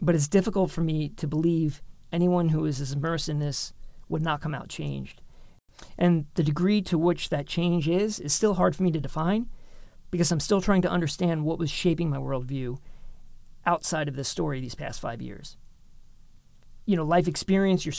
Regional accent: New York City, New York, United States; moved away; also born or lived in Long Island / rural Pennsylvania; I grew up in New York City. New York's a very diverse city. But our community in particular was very segregated, predominantly Irish, Italian, Polish, Catholic community in Queens.

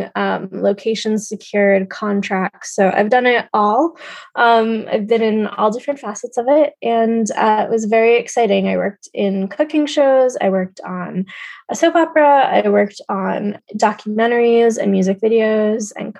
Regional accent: New York City, New York, United States; I was born and raised in New York City

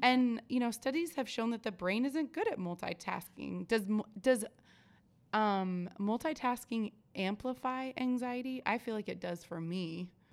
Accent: Oregon, United States; moved away; I'm originally from Oregon

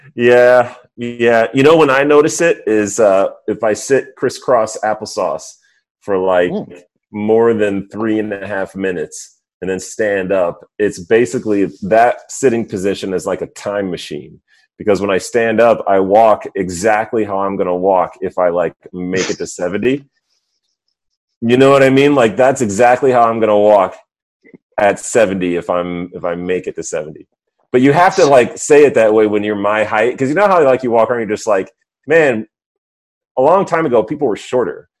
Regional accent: suburbs of New York City, United States; also born or lived in Missouri; I grew up mostly in the suburbs of New York City

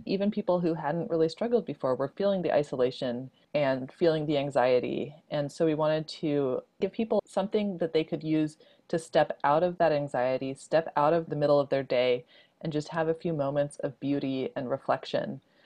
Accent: Houston, Texas, United States; I grew up mostly in Houston

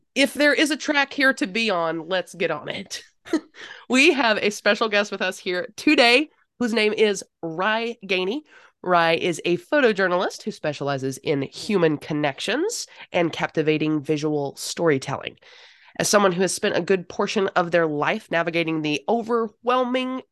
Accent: North Carolina, United States; I'm from North Carolina.

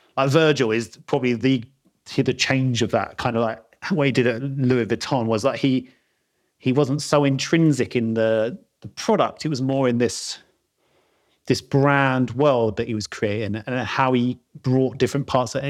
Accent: London, United Kingdom; moved away as an adult; now in Peak District, United Kingdom; I'm South London, born and bred, as you can probably tell from my accent.

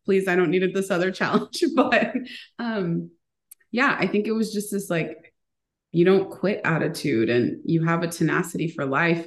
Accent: United States; born or raised there; first language Spanish; English is a second language

